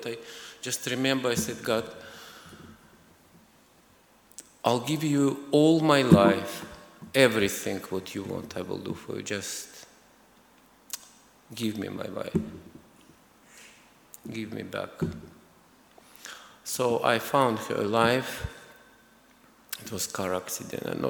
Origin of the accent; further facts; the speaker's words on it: Azerbaijan; moved away as an adult; also born or lived in Moscow region, Russia; I was born in Azerbaijan. It's a former Soviet Republic, a very small, beautiful country.